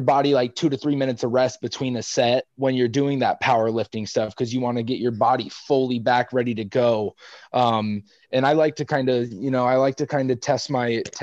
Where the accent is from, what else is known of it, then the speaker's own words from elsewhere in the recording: Washington, United States; moved away as an adult; now in San Antonio, United States; I'm from Washington